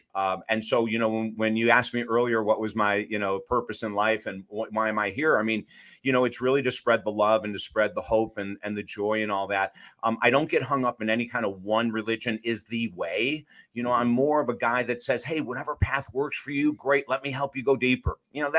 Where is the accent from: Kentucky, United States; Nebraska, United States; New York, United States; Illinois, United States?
New York, United States; Syracuse; also born or lived in Utica; We grew up in Syracuse and Utica, New York, which is central New York.